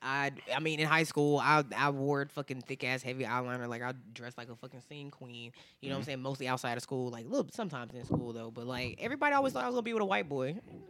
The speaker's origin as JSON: {"language": "English", "region": "North Carolina", "country": "United States", "tie": "born or raised there", "said": "I'm the only one in my family that didn't grow up in Virginia. I grew up in North Carolina."}